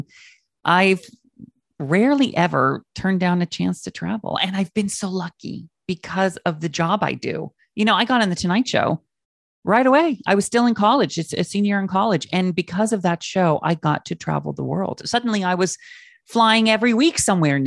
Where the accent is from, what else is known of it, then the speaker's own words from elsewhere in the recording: Mount Vernon, Washington, United States; also born or lived in Palm Springs; now in New York, United States; I grew up in Mount Vernon, Washington State